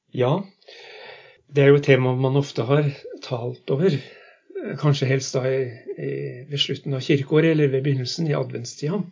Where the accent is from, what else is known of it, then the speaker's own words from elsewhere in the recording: Halden, Østfold, Norway; accent: østlandsdialekt; moved away as an adult; also born or lived in Lavangen, Troms, Norway; now in Northern Norway; Jeg er fra Halden. Jeg kom nordover i 1978